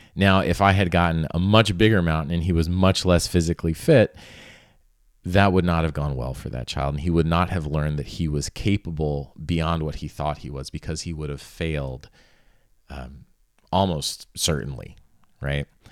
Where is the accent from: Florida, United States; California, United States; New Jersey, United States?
Florida, United States; South; I grew up in South Florida, and I grew up in a little horse town that was really kinda on the edge of the Everglades.